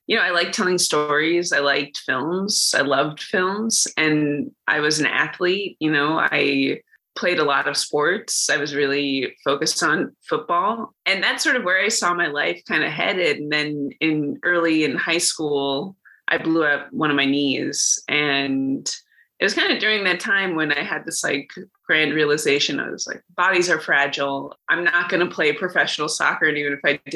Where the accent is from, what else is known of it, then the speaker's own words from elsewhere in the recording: Los Angeles, California, United States; moved away as an adult; also born or lived in Ithaca, New York; I grew up in Los Angeles, California